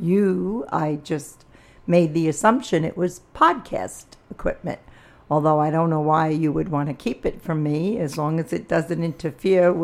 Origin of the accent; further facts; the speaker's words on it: New York City, New York, United States; I grew up in the Bronx. I grew up in the Pelham Bay section of the Bronx.